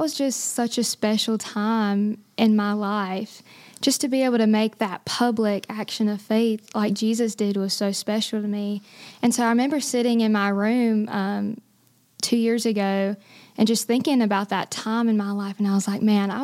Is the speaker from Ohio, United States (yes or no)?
no; Boiling Springs, North Carolina, United States; this is my hometown as well